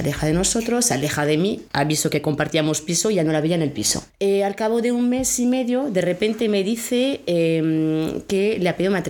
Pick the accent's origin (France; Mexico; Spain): France; Spanish is a second language; Soy francesa.